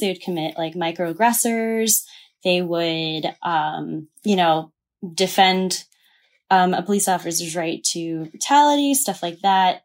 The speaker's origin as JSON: {"language": "English", "region": "the South", "country": "United States", "tie": "born or raised there", "also_born_or_lived": "New York", "moved": "as an adult", "said": "I grew up in the South."}